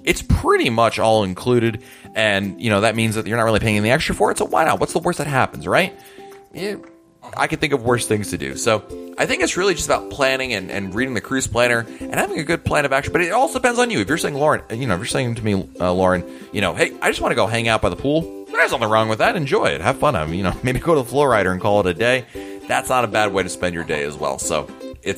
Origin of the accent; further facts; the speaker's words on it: Connecticut, United States; I grew up in Connecticut, which is obviously part of New England